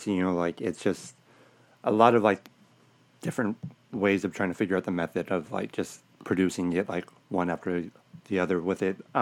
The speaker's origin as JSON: {"language": "English", "town": "Los Angeles", "region": "California", "country": "United States", "tie": "born or raised there", "said": "I'm born and raised in Sylmar"}